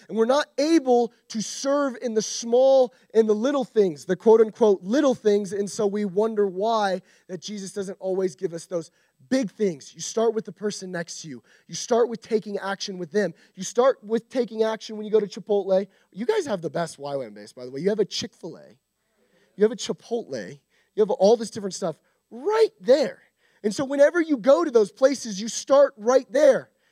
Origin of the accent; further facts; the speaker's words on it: United States; we as American Christians